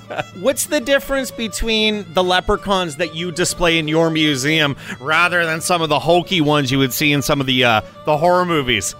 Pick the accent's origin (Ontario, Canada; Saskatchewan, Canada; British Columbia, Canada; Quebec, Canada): Ontario, Canada; London; I was born and raised here in London